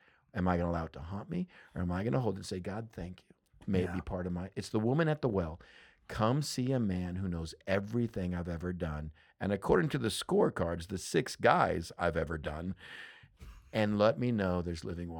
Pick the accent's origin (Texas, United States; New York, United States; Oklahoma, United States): Texas, United States; So growing up in West Texas